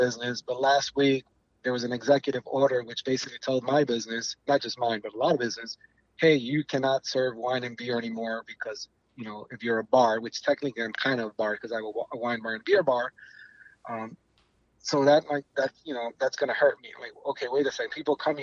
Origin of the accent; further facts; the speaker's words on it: New York, United States; moved away; I'm from New York